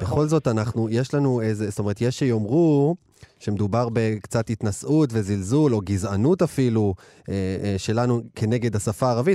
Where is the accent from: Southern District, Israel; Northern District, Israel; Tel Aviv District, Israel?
Southern District, Israel; Ashdod; באשדוד, עיר הולדתי